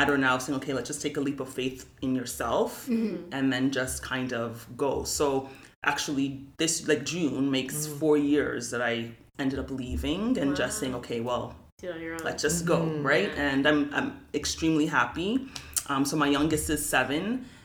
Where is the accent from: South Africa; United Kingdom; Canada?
Canada; Toronto, Ontario; I grew up in Galloway, which is an economically challenged area.